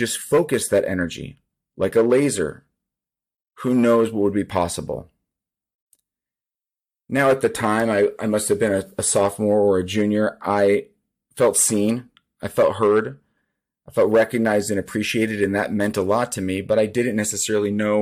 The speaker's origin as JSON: {"language": "English", "town": "Seattle", "region": "Washington", "country": "United States", "tie": "born or raised there", "said": "I grew up in Seattle, Washington"}